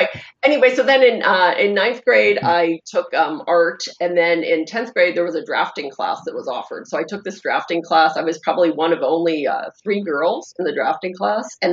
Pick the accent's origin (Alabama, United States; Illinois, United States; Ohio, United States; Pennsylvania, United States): Pennsylvania, United States; Pittsburgh; I grew up in Pittsburgh